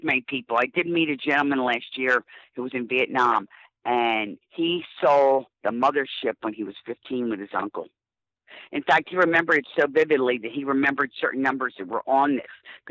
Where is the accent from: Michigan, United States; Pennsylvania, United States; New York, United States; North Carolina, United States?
Pennsylvania, United States; West Chester; I grew up in Westchester, Pennsylvania, and, you know, in the suburbs